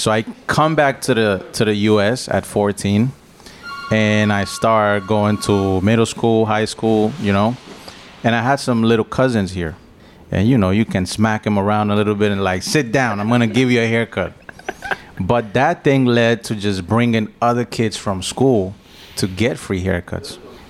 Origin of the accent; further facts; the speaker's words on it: Colombia; English is a second language; now in United States; Well, the thing is, like, growing up in Colombia is different than growing up in the States.